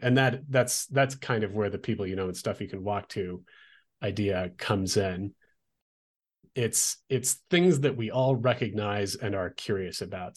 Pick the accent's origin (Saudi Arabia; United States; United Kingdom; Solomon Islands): United States; Olympia, Washington; now in Albuquerque, United States; I grew up in Olympia, Washington